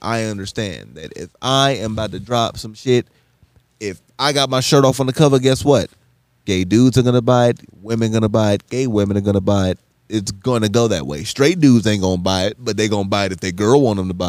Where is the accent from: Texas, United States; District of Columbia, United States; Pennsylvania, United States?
Texas, United States; Dallas; Growing up in North Dallas